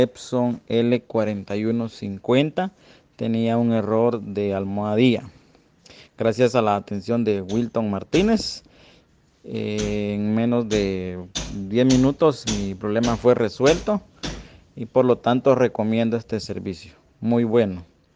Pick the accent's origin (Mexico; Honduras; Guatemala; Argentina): Guatemala; soy de Guatemala